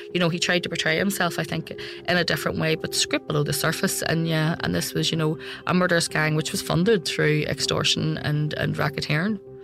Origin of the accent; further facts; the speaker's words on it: Belfast, Northern Ireland, United Kingdom; I came from Belfast